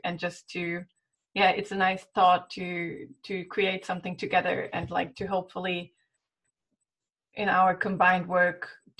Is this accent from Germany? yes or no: yes; Germany; now in Copenhagen, Denmark; from Germany, and I'm currently doing my master in climate change in Copenhagen.